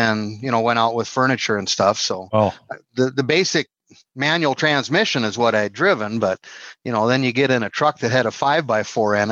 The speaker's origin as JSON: {"language": "English", "town": "Minot", "region": "North Dakota", "country": "United States", "tie": "born or raised there", "said": "In Minot. Yeah. Born and raised in Minot"}